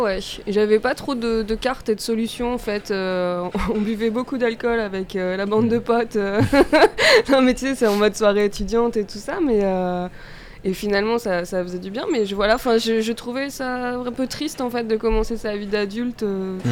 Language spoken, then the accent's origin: French; Auvergne-Rhône-Alpes, France; je viens d'Auvergne